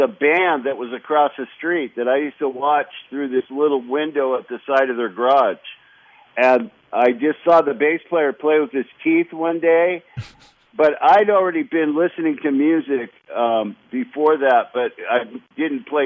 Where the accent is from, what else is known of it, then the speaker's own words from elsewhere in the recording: Los Angeles, California, United States; also born or lived in Loma Linda, California; I just kind of grew up in California